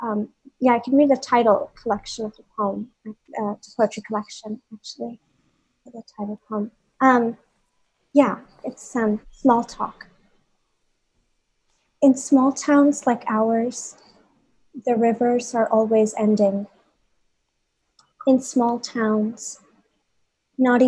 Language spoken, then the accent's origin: English; Bhopal, Madhya Pradesh, India; moved away as an adult; also born or lived in New York; growing up in Bhopal and what it meant to grow up in a small town like Bhopal